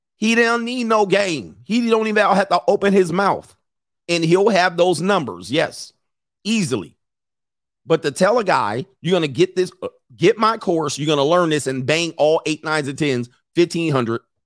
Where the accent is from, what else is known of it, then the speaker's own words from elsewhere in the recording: Los Angeles, California, United States; I grew up in Los Angeles in Southern California